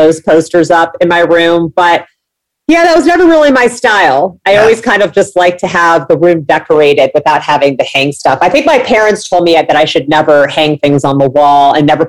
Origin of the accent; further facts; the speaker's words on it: Midwest, United States; I grew up in the Midwest. I always dreamed of living near the beach.